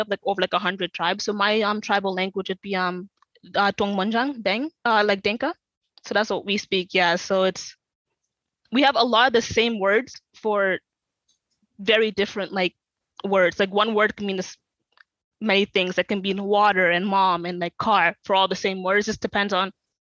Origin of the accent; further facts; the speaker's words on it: South Sudan; in my culture, especially being like Sudanese, like Southern Sudanese